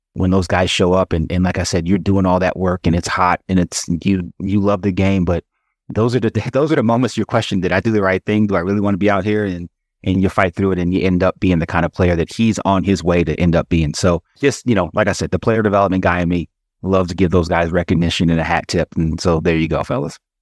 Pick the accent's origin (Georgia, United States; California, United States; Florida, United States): Georgia, United States; Atlanta; when I was a kid, you know, I grew up in Atlanta